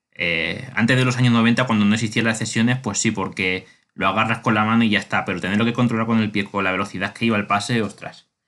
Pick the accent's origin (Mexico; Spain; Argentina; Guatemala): Spain; soy español